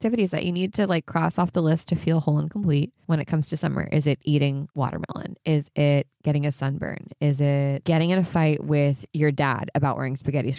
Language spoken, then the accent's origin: English; Orange County, California, United States; moved away as an adult; also born or lived in New York; now in Los Angeles, United States; I'm from Orange County.